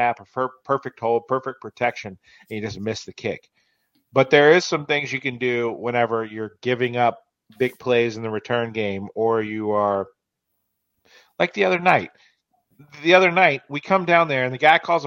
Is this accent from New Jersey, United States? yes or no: no; Roanoke, Virginia, United States; I'm from Roanoke, Virginia